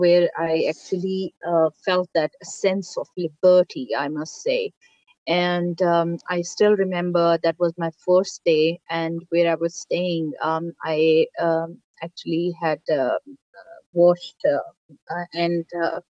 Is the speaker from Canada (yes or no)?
no; Pakistan; I'm Pakistani